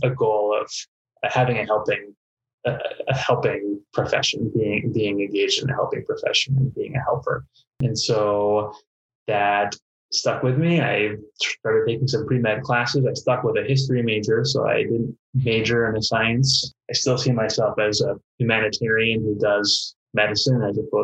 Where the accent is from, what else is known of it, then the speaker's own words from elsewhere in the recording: East Coast, United States; now in Duluth, United States; I grew up on the East Coast in a family of writers